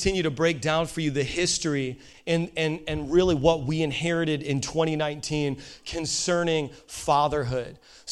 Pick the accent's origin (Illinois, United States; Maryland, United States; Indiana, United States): Indiana, United States; I'm from Indiana